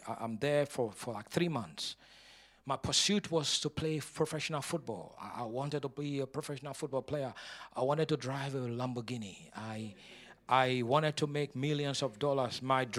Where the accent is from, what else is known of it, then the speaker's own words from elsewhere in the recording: Nigeria; moved away; But before I came from Nigeria, the Lord had called me into the ministry.